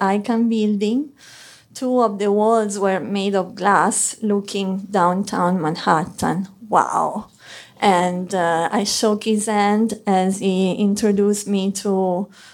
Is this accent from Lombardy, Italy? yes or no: no; Arezzo, Tuscany, Italy; English is a second language; moved away as an adult; also born or lived in Florence, Italy; now in New York City, United States; I'm Italian. I come from Arezzo, it's a small city in the heart of Tuscany.